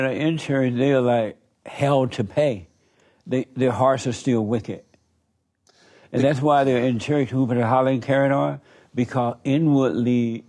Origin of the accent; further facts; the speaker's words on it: Alabama, United States; I grew up in Alabama on a plantation under the Jim Crow laws